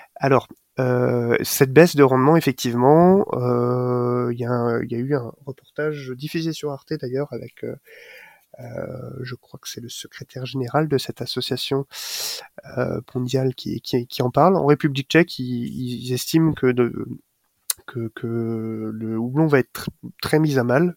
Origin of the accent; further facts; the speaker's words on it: Alsace, Grand Est, France; chez nous en Alsace